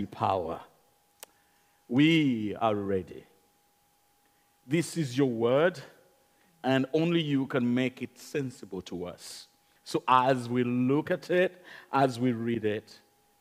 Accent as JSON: {"language": "English", "country": "Uganda", "accent": "Ugandan", "moved": "yes", "lives_now": "United Kingdom", "said": "It's Ugandan accent"}